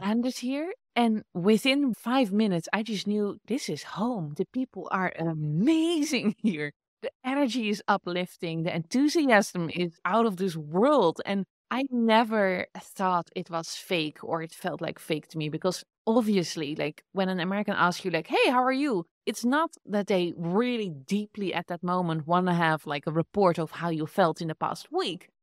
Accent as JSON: {"language": "English", "country": "Netherlands", "accent": "Dutch", "second_language": "English", "moved": "as an adult", "lives_now": "United States", "said": "I thought it was really important to get rid of my Dutch accent, but that was exactly when I was still living in the Netherlands"}